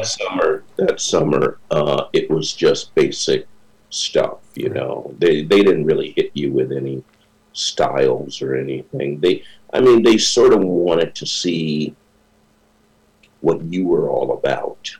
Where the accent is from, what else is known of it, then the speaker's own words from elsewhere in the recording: South Bend, Indiana, United States; moved away as an adult; also born or lived in Minnesota; now in New York, United States; I was born and raised in South Bend, Indiana